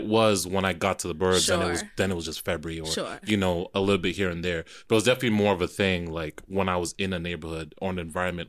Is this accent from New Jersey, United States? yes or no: yes; Jersey City, New Jersey, United States; I grew up in Jersey City